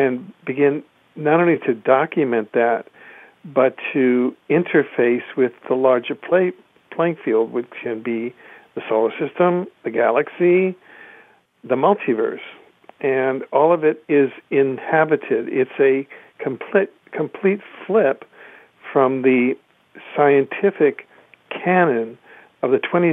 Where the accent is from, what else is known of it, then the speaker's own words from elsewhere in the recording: Cuba; my mother's family is from Cuba, and I grew up in Cuba